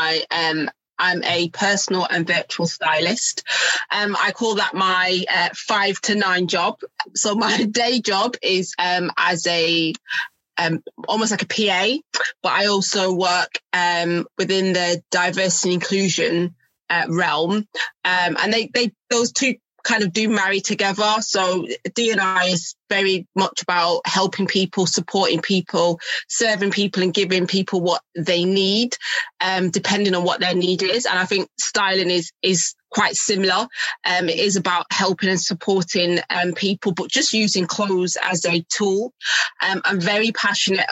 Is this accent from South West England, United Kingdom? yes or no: no; Manchester, North West England, United Kingdom; now in Milton Keynes, United Kingdom; I'm from Manchester as well